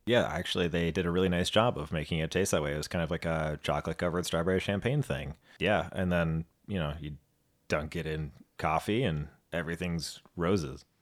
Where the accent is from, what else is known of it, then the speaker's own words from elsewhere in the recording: United States; we are two Americans who've never been to Australia